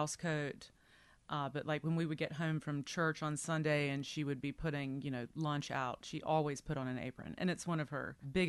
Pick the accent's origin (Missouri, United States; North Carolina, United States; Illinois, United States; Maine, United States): North Carolina, United States; Deep Run; I'm from Deep Run, North Carolina, which is in eastern North Carolina.